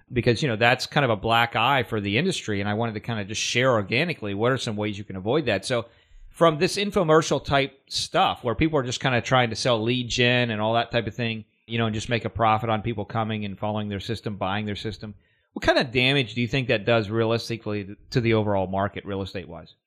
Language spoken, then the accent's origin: English; Pittsburgh, Pennsylvania, United States; I'm from Steeler Nation